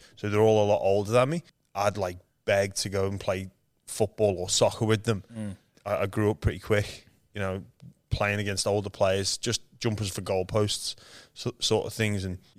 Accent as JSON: {"language": "English", "town": "Liverpool", "region": "North West England", "country": "United Kingdom", "tie": "born or raised there", "moved": "as an adult", "said": "I was born in Liverpool, England, where there's no rugby league. I'm one of seven kids, so yeah, it was a busy household growing up."}